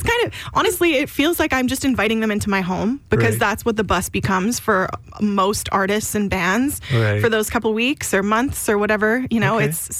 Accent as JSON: {"language": "English", "town": "Langenburg", "region": "Saskatchewan", "country": "Canada", "tie": "born or raised there", "lives_now": "Rocanville, Canada", "said": "I grew up in Langenberg, but my husband and I live in Rokenville now."}